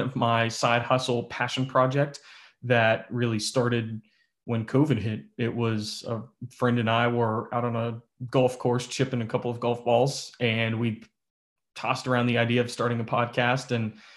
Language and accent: English; West Virginia, United States; we grew up in the Appalachian Mountains